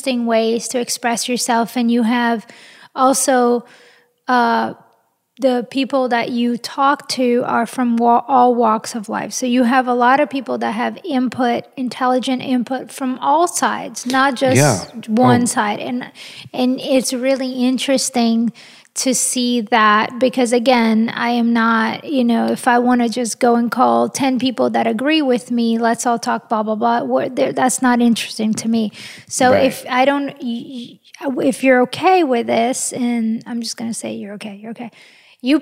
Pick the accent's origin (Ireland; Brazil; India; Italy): Brazil; also born or lived in France; now in United States; I was born in Brazil, and I am half French, and I am an American citizen